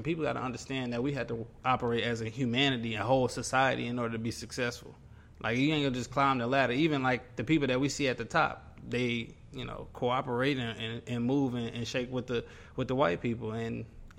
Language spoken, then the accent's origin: English; Hattiesburg, Mississippi, United States; I'm from Hattiesburg, Mississippi.